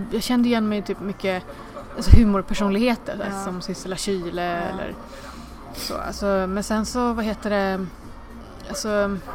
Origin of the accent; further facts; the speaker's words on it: India; now in Sweden; jag är ju från Indien mm. och det finns inte så jättemånga indier i Sverige.